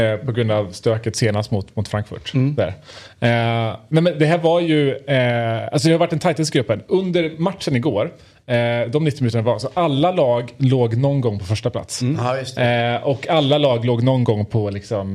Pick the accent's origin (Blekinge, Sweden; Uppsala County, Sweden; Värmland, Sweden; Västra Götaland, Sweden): Värmland, Sweden; Mitt värmländska sinne